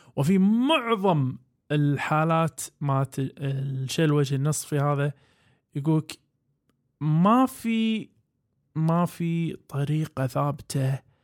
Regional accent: Kuwait; عندنا بالكويت

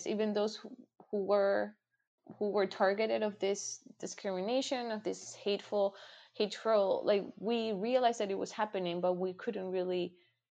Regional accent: Chile; now in United States; I'm from Chile

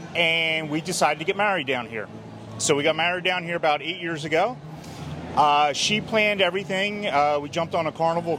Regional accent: Atlantic City, New Jersey, United States; now in Port Charlotte, United States; I am now from Port Charlotte, originally the Atlantic City area.

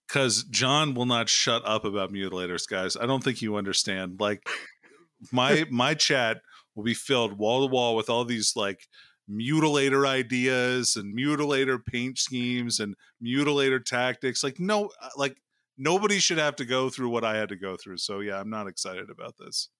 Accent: Alaska, United States; I'm from Alaska

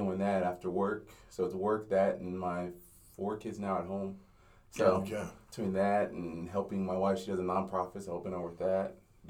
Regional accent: Simi Valley, California, United States; also born or lived in Inglewood, California; And my sister and my parents moved to Simi Valley, went from L.A. to Simi Valley. Simi Valley sounds like what it really is. It's, it's not very diverse. So that's where I spent most of my life was in Simi Valley.

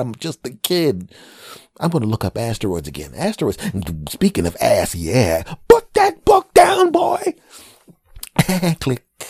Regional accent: Philadelphia, Pennsylvania, United States; also born or lived in New York / California; now in New Jersey, United States; As a Philadelphia person who was, who's living in New Jersey now and, ah, is originally from Philadelphia

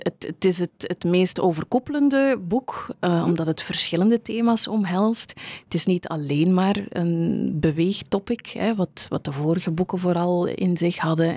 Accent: Meulebeke, Flanders, Belgium; moved away; also born or lived in Kortrijk; ik ben oorspronkelijk van Meulebeke, die wereldstad uh, in West-Vlaanderen

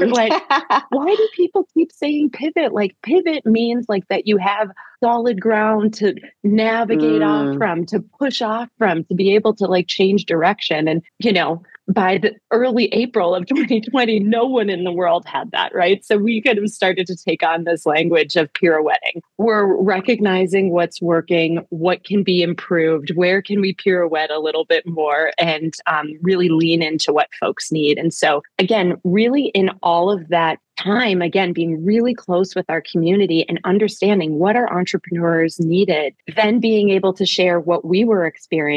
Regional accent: Minneapolis, Minnesota, United States; We're from the Twin Cities. We know and love this place deeply.

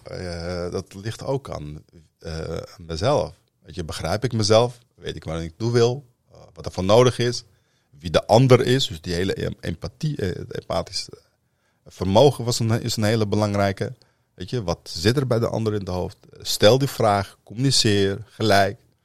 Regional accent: Amsterdam, North Holland, Netherlands; also born or lived in Northern Morocco; Ik ben in de Vogelbuurt opgegroeid in Amsterdam-Noord, voormalig Volkswijk

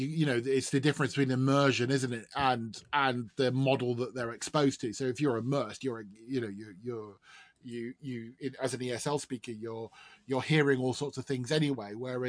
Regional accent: United Kingdom; Of course, being British, my accent is I think the word is the sexiest accent

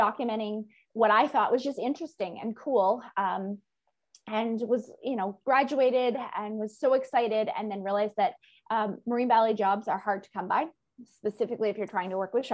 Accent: Maine, United States; I grew up in Maine in the US

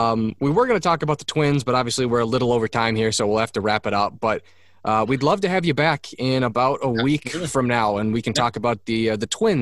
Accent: Cottage Grove, Minnesota, United States; Not as nice as Cottage Grove, Minnesota, which is just 5 minutes to the north, my hometown.

